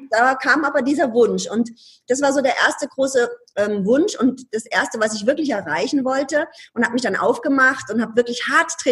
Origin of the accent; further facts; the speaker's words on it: Ludwigshafen, Rhineland-Palatinate, Germany; Ich komme aus Ludwigshafen. Ludwigshafen ist jetzt nicht so die mega coole Stadt, sondern da gibt es BASF, Badische Anilin und Sodafabrik. So. Und ich komme aus einer, aus einer Arbeiterfamilie.